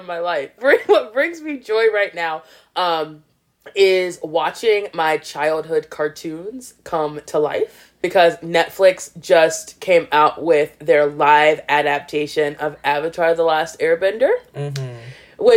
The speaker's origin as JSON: {"language": "English", "region": "the South", "country": "United States", "moved": "yes", "said": "I call it a buggy because I'm from the South"}